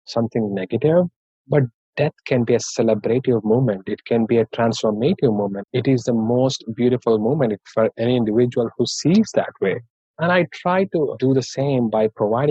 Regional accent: Hyderabad, Telangana, India; English is a second language; moved away as an adult; now in United States; I'm from India and from Hyderabad

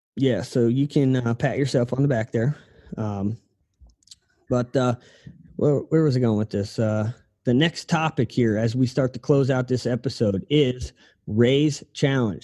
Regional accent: Ohio, United States; moved away; I'm from Ohio, so like our rooftops are pretty steep over there

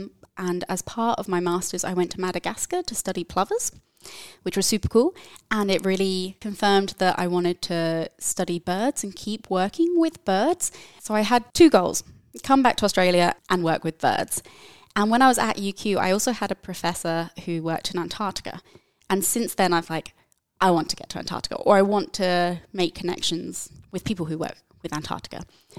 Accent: England, United Kingdom; But I'm actually from the UK, from the United Kingdom. I grew up near London, and I knew from a very early age that I wanted to work with animals, be it in any capacity.

